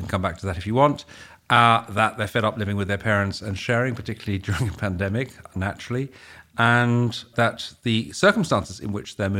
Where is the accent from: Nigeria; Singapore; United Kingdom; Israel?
United Kingdom; My sister decided to stay in Holland, and she's very Dutch, I'm very British, apparently.